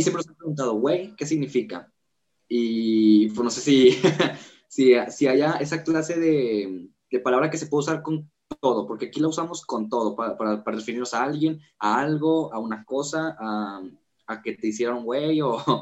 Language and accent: Spanish; Nuevo León, Mexico; en el norte siempre son más acá como de, regios, o sea, así se nos conoce